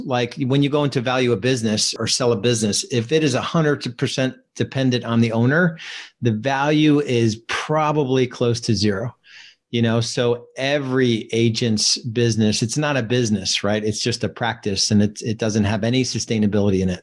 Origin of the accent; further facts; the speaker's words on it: New Jersey, United States; moved away as an adult; now in Charlotte, United States; I live in Charlotte, North Carolina now. When I was 28, I moved from New Jersey.